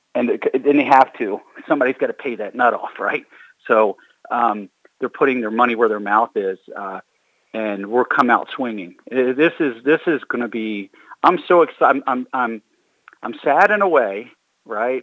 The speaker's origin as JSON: {"language": "English", "town": "Baltimore", "region": "Maryland", "country": "United States", "said": "I'm from Baltimore"}